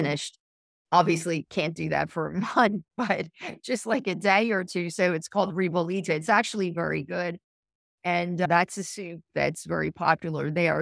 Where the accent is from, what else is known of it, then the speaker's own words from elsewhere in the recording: Philadelphia, Pennsylvania, United States; I'm from Philadelphia, so, and I'm, I'm home, I'm based here most of the year